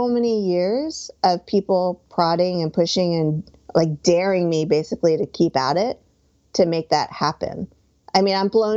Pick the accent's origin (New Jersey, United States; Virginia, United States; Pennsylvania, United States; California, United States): New Jersey, United States; also born or lived in Hoboken; I grew up in North Jersey, right outside of New York City.